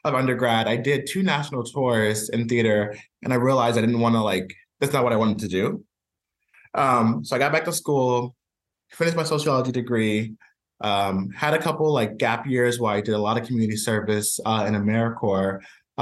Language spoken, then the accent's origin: English; Richmond, Virginia, United States; moved away as an adult; also born or lived in Long Island, New York; now in Providence, United States; raised in Richmond, Virginia for most of my life.